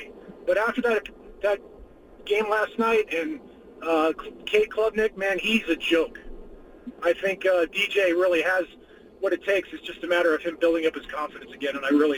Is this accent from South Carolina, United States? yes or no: yes; Greenville, South Carolina, United States; now in Klamath Falls, United States; I was born and raised in Greenville, South Carolina